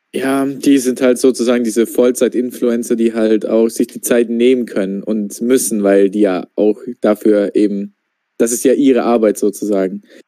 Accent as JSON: {"language": "German", "country": "Austria", "said": "ich komme ja aus, äh, ich komme ja aus Österreich"}